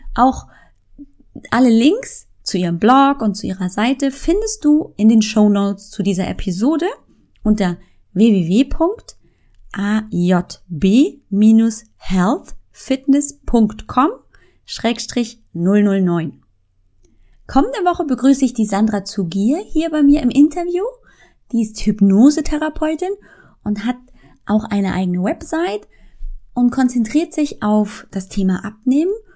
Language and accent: German; Munich, Bavaria, Germany; accent: Bavarian; ich bin geboren und aufgewachsen in München